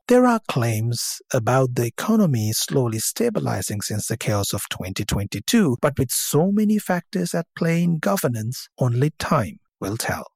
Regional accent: Sri Lanka; moved away as an adult; I grew up in Sri Lanka for the first 19 years of my life

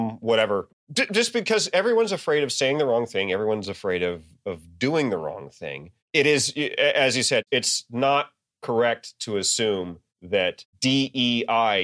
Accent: the South, United States; I'm from the South

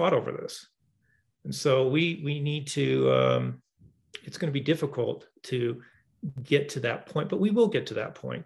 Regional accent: Seattle area, Washington, United States; I'm from the Southwest, the Northwest. In the Seattle area and state of Washington

